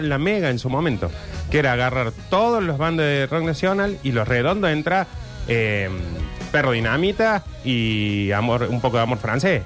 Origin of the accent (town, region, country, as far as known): Argentina